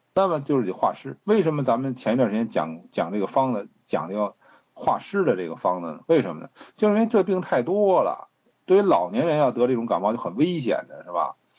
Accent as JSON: {"language": "Chinese", "region": "Beijing", "country": "China", "said": "因为我是老北京，我是北京人"}